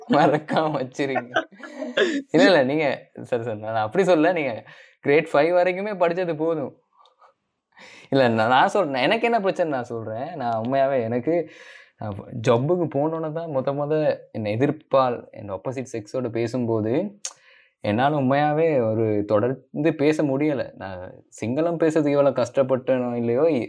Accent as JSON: {"language": "Tamil", "town": "Colombo", "region": "Western Province", "country": "Sri Lanka", "tie": "born or raised there", "said": "நம்ம கிளம்போல பிறந்தோம்."}